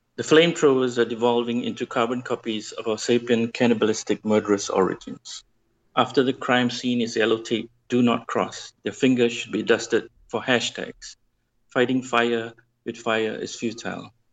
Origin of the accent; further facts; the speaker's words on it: Malaysia; I'm from Malaysia